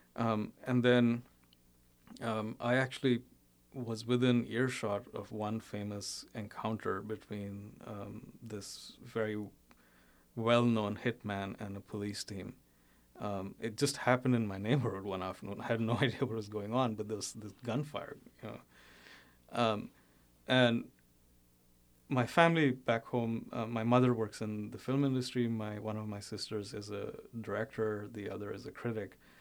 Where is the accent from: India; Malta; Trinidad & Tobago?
India; moved away as an adult; also born or lived in Bombay / Uttar Pradesh (family origin) / United States; I, I, was born and brought up in India, and actually still still spend about half the year there